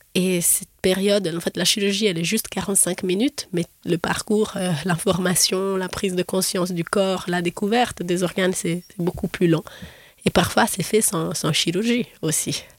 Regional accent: Florence, Tuscany, Italy; moved away as an adult; now in Geneva, Switzerland; J'ai fait mes études de, de, médecine en Italie, à Florence, où je suis née

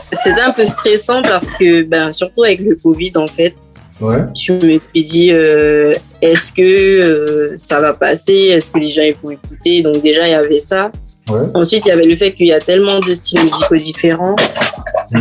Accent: French Guiana; moved away as an adult; also born or lived in Guadeloupe; now in Metropolitan France; je suis née, j'ai grandi en Guyane.

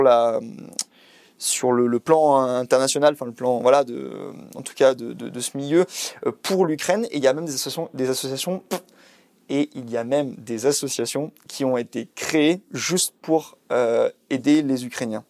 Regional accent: Isère, Auvergne-Rhône-Alpes, France; moved away; je suis originaire de l'Isère

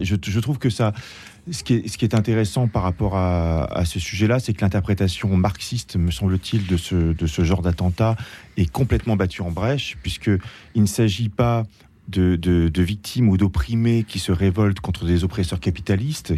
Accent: France; en tant que Français

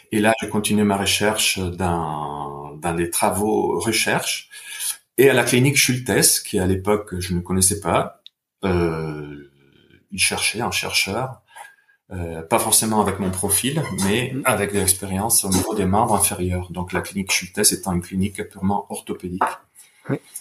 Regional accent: Bergamo, Lombardy, Italy; moved away; je viens d'Italie, de Bergame

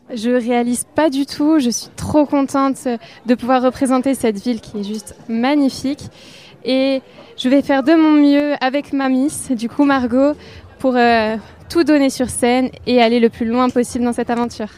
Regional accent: Gironde, Nouvelle-Aquitaine, France; je viens d'une petite commune de Gironde, austin là où il y a eu un peu d'incendie

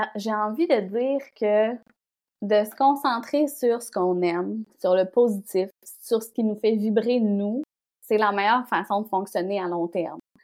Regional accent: Bonaventure, Quebec, Canada; also born or lived in Montreal / Rimouski; j'ai grandi en Gaspésie

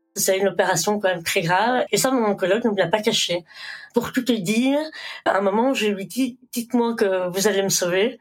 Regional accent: Belgium; also born or lived in India / Brussels, Belgium; Je suis originaire d'Inde. J'ai été adoptée donc j'avais quelques mois. Je suis arrivée en Belgique

